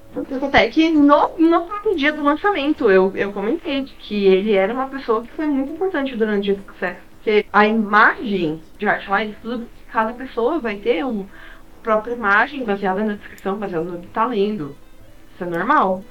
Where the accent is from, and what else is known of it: Brazil; also born or lived in Canada